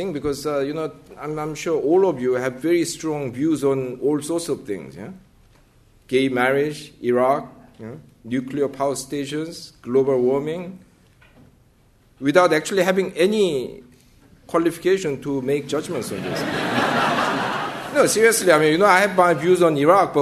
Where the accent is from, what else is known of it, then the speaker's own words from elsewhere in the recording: South Korea; moved away as an adult; I grew up in South Korea in the early went to university in South Korea in the early 1980s